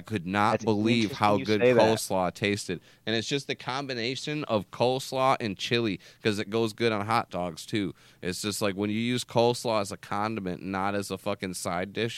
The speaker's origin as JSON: {"language": "English", "town": "Jackson", "region": "Michigan", "country": "United States", "tie": "born or raised there", "said": "I grew up in Jackson"}